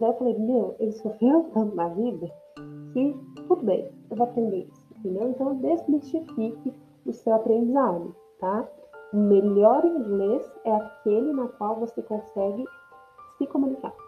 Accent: São Paulo, Brazil; first language Portuguese; Eu sou do Sudeste, de São Paulo. Eu não falo igual uma pessoa do Nordeste e eu também não falo igual uma pessoa do Sul

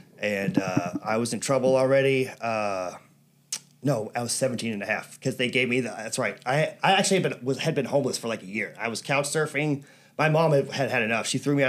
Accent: Birmingham, Alabama, United States; also born or lived in Atlanta, Georgia / Ireland (ancestry); now in National City, United States; I was born in Atlanta. I grew up in Birmingham. I think right now is the third most dangerous city in America. So I grew up around a lot of poverty.

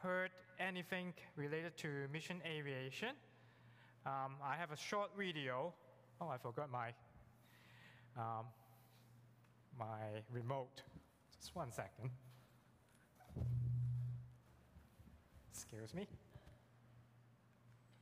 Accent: Hong Kong; English is a second language; moved away; also born or lived in Africa; I'm born and raised in Hong Kong, so you know English is my second language.

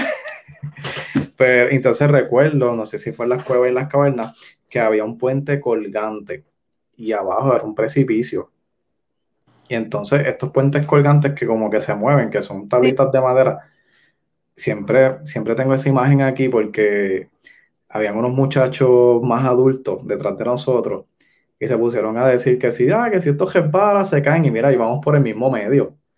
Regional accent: Yauco, Puerto Rico; yo soy de Yauco, pues yo conozco más el oeste

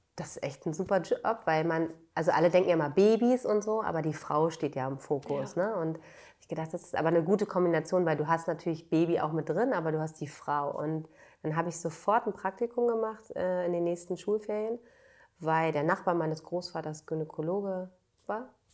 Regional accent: Bad Segeberg, Schleswig-Holstein, Germany; moved away as an adult; now in Berlin, Germany; Ich bin in Schleswig-Holstein aufgewachsen, äh, in Bad Segeberg

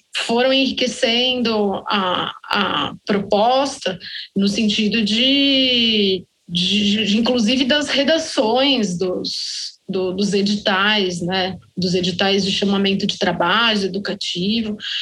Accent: Belo Horizonte, Minas Gerais, Brazil; Nós somos de Belo Horizonte.

